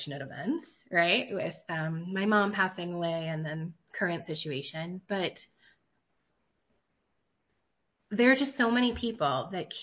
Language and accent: English; West Virginia, United States; I'm from Appalachia, so I'm from West Virginia.